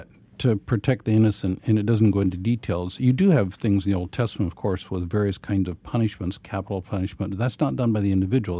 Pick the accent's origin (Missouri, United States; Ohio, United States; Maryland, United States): Missouri, United States; Ozarks of; I grew up in a Brethren context uh, in the Ozarks of Missouri